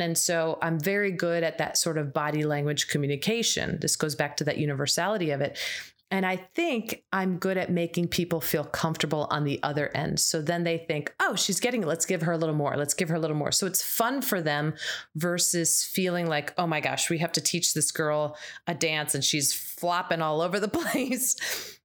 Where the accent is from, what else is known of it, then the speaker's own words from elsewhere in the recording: United States; as an American